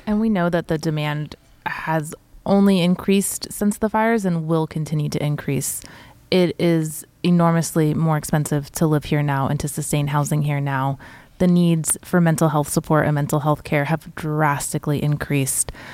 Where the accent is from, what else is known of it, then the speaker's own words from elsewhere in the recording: Santa Rosa, California, United States; I myself was born and raised in Sonoma County in Santa Rosa